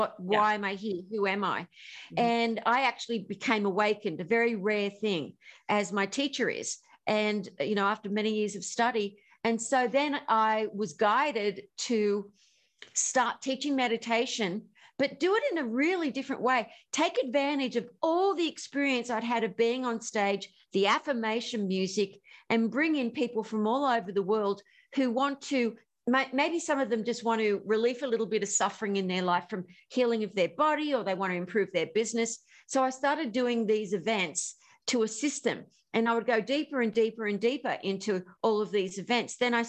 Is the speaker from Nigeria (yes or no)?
no; Australia; I'm Australian.